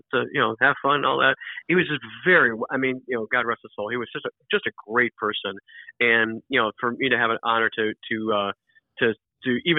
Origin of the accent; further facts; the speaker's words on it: Cleveland, Ohio, United States; now in Florida, United States; I'm originally from Cleveland, Ohio, even though I live in Florida now, and we live right by Cleveland Hopkins International Airport